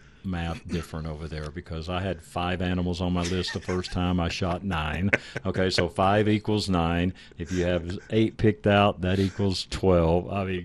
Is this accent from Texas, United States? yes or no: yes; Texas, United States; we're from Texas.